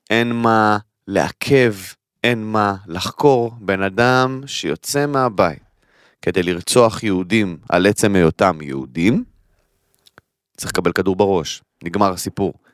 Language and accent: Hebrew; Kiryat Arba, West Bank, Palestine; אני גדלתי בקריית ארבע, אוקיי? קריית ארבע למי שלא מכיר, אה, אה, צמוד לחברון, כל האזור של ההתנחלויות שם, הר חברון, כל המקום הזה.